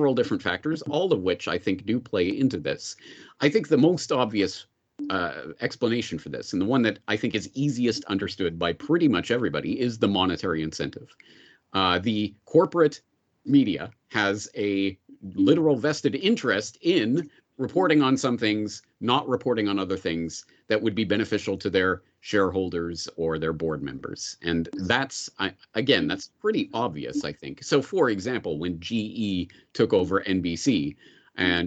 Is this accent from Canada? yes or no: yes; Canada; growing up in Canada in the 1980s, 1990s